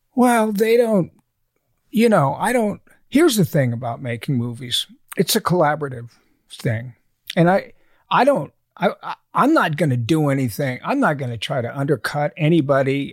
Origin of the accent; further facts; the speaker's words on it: Alabama, United States; moved away; I was born in Alabama.